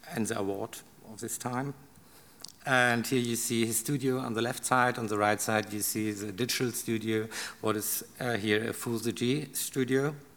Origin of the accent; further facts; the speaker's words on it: Karlsruhe, Baden-Württemberg, Germany; English is a second language; I'm from Karlsruhe, so it's okay to work in Stuttgart